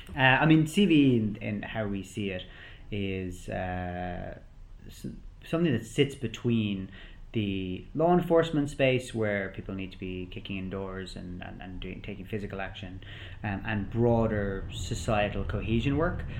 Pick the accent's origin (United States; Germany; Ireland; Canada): Ireland; I'm Irish myself